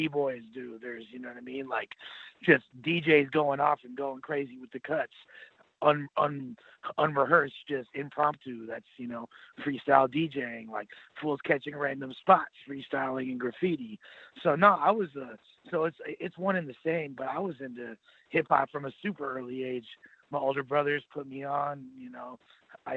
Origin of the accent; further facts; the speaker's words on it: Los Angeles, California, United States; born and raised in Los Angeles